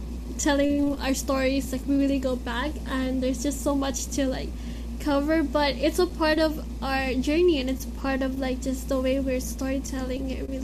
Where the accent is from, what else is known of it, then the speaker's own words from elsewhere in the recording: Philippines; And being Filipino and having to be also mixed is one thing that we sometimes take for granted